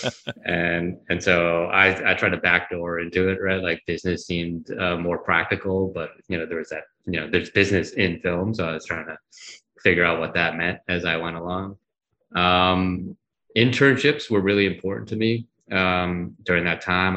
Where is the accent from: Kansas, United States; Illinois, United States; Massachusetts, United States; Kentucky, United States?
Massachusetts, United States; Worcester; also born or lived in New York; I grew up in Massachusetts. I was born and raised in Worcester, Massachusetts. So East Coast boy.